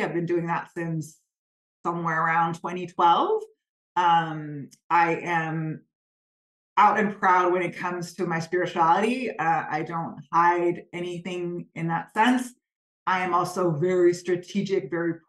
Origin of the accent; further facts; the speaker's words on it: Copenhagen, Capital Region of Denmark, Denmark; born and raised in Copenhagen